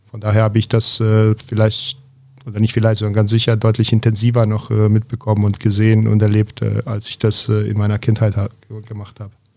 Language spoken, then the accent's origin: German; Zvornik, Republika Srpska, Bosnia & Herzegovina; also born or lived in Belgrade, Serbia; now in Berlin, Germany; Ansonsten in Bosnien aufgewachsen